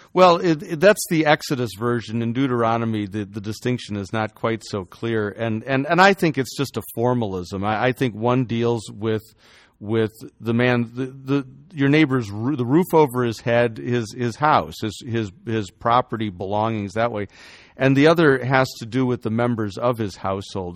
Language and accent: English; Chicago, Illinois, United States; I, I grew up in Chicago